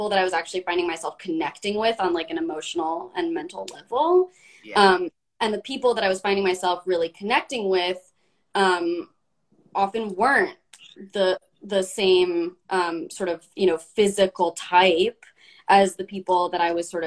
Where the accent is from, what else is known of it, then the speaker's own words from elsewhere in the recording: Los Angeles, California, United States; growing up in Los Angeles with my dad being a talent manager